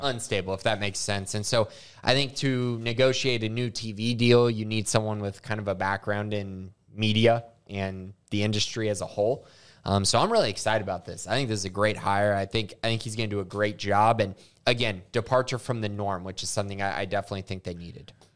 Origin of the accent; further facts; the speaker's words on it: Indiana, United States; I was born in Indiana